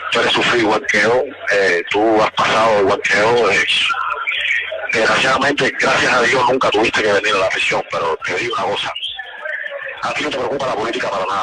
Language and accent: Spanish; Cuba; si vienen es mejor porque somos cubanos